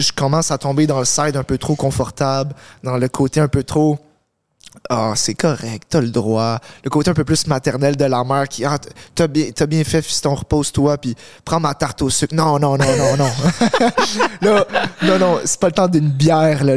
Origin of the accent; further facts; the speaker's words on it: Montreal, Quebec, Canada; je suis né à Montréal. Euh, j'ai grandi avec mes parents